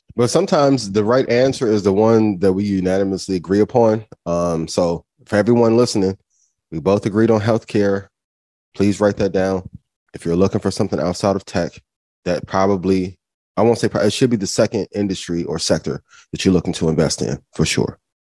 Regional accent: Indiana, United States; I'm from Indiana

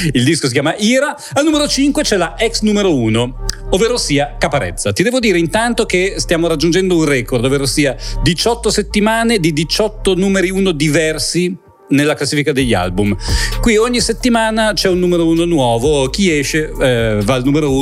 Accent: Milan, Lombardy, Italy; perché sono cresciuto a Milano

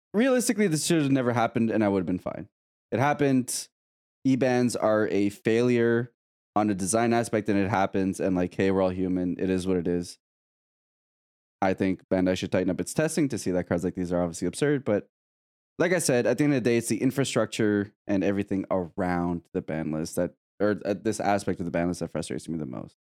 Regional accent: Canada; I'm Canadian

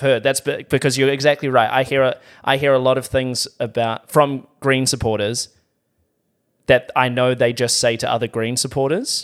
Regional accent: New Zealand; as a New Zealander

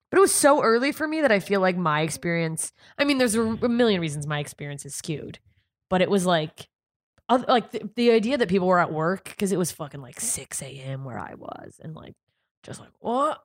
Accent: Alaska, United States; born or raised there; also born or lived in Germany

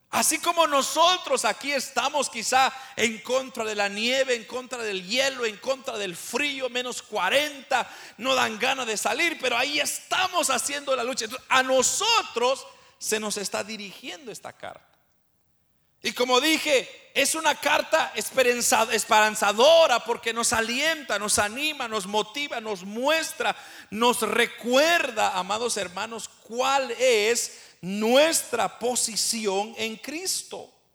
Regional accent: Guatemala; now in Canada; yo soy de Guatemala, pero yo he sido dispersado por, por el norte, ahora yo ya no estoy en mi país original

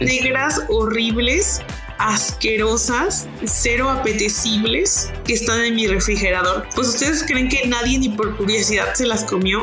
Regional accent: Mexico; somos los mexicanos

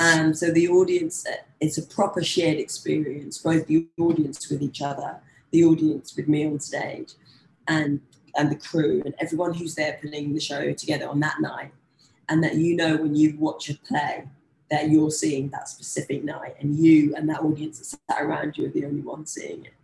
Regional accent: London, United Kingdom; as a young black girl growing up in London

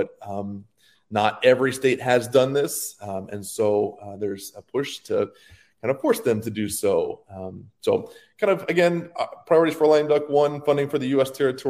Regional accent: Florida, United States; if you're in Florida and my home state and my current state

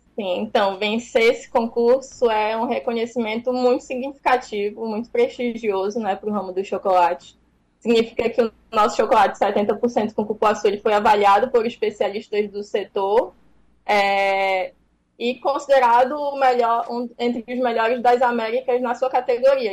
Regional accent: Pará, Brazil; now in Fortaleza, Brazil; eu sou paraense.

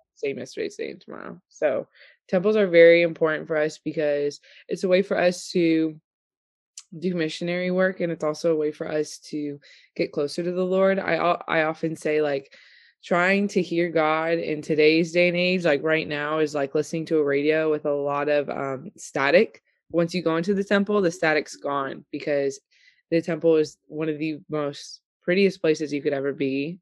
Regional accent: Austin, Texas, United States; moved away as an adult; also born or lived in Ogden, Utah; now in Roanoke, United States; I moved to Austin, Texas when I was ten

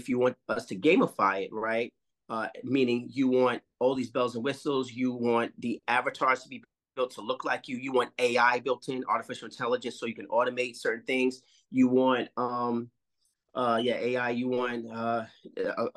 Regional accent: New York City, New York, United States; also born or lived in North Carolina / Los Angeles / India; I'm from Harlem

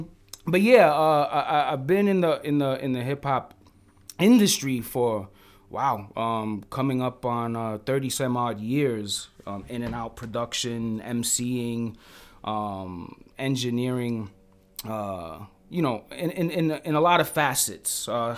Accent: Bronx, New York, United States; Originally from the Bronx, bro. Yes.

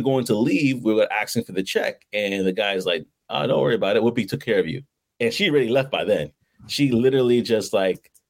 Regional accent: New York, United States; Growing up in New York

